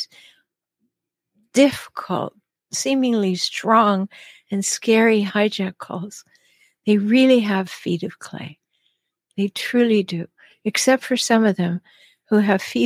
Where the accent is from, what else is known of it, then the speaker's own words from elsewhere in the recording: Canada; now in United States; I'm Canadian. I live in the States